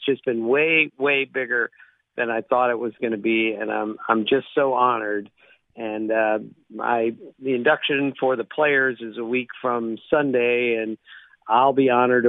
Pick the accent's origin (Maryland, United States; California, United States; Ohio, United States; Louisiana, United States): Maryland, United States; Bethesda; I grew up in Bethesda, Maryland, outside of D.C., so the Senators were my team.